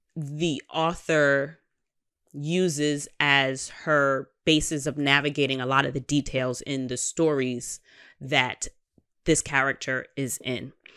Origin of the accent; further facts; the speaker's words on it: New York, United States; I am a New Yorker